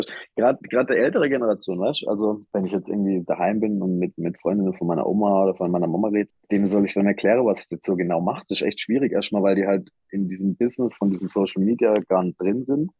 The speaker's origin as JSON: {"language": "German", "area": "Black Forest", "region": "Baden-Württemberg", "country": "Germany", "tie": "born or raised there", "said": "ich komme ja aus dem Schwarzwald, ich bin im Schwarzwald geboren, ich bin da aufgewachsen"}